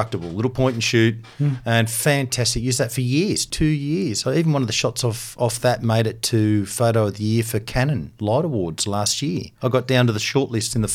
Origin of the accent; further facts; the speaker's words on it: Canberra, Australian Capital Territory, Australia; yes, I am